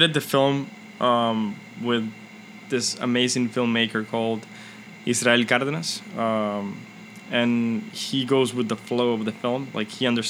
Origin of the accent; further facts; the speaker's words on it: Dominican Republic; growing up in the Dominican Republic